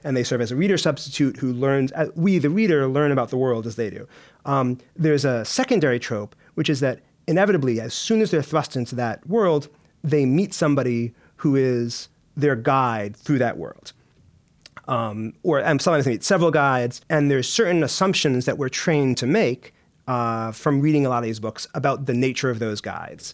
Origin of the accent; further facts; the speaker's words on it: United States; moved away as an adult; now in United Kingdom; being an American